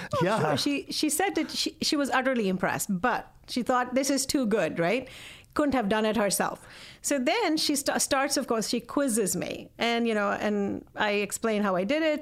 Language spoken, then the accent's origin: English; India; moved away; I grew up in India, and my parents are professors